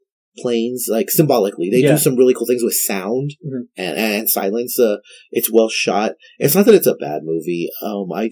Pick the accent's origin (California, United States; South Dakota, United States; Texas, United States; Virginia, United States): Texas, United States; El Paso; Because I'm from El Paso, I'm going to cheer for El Paso.